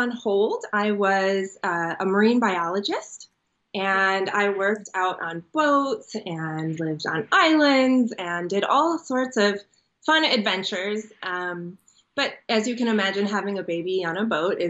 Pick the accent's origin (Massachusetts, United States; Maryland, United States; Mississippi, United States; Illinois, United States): Illinois, United States; Chicago; moved away as an adult; also born or lived in Israel; now in San Diego, United States; I was actually born in Israel, and then I moved to Chicago as a kid, and I grew up there